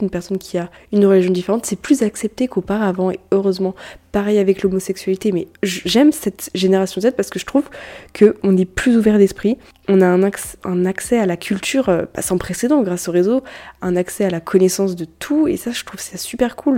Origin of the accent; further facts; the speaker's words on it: France; On est français